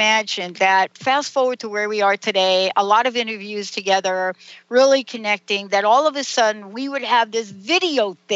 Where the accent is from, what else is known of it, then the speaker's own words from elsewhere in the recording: New Jersey, United States; moved away as an adult; also born or lived in New York; now in Seattle, United States; I was born in New York, grew up in New Jersey.